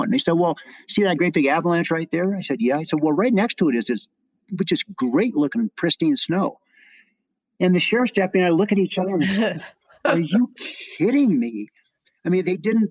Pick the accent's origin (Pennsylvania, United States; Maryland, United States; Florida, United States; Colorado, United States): Colorado, United States; moved away as an adult; also born or lived in California; I was raised in Colorado before I moved away to California